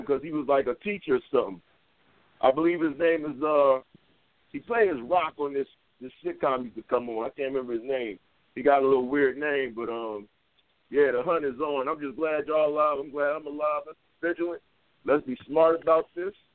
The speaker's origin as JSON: {"language": "English", "town": "Jacksonville", "region": "Florida", "country": "United States", "moved": "yes", "lives_now": "Indiana, United States", "said": "I'm up in Indiana. I'm not from here, but I'm living here. I'm from Jacksonville, Florida, originally"}